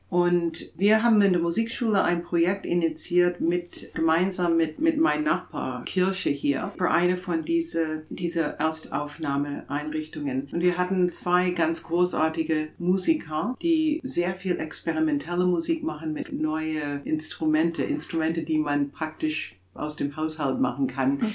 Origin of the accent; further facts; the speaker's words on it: Canada; German is a second language; moved away as an adult; also born or lived in Toronto / England; now in Chemnitz, Germany; ich bin Kanadierin